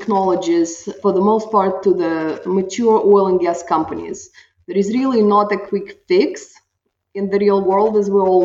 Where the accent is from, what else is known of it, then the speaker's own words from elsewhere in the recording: Russia; moved away as an adult; also born or lived in Utah, United States; now in Houston, United States; I am originally from Russia, and I came here in 97, went to law school